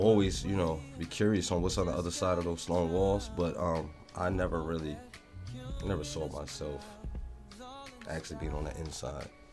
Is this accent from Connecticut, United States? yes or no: yes; New Haven, Connecticut, United States; growing up in New Haven